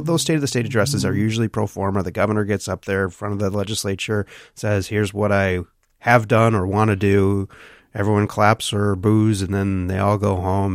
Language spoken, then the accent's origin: English; Wisconsin, United States; my hometown of McQuantico, Wisconsin